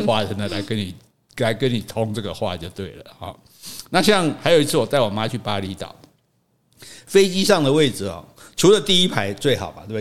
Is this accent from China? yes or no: no; Taiwan; 像我们讲台语，我们直接就讲出来啊